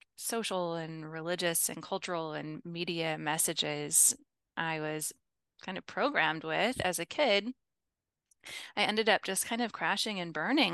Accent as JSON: {"language": "English", "region": "Midwest", "country": "United States", "said": "I am from the Midwest in the United States"}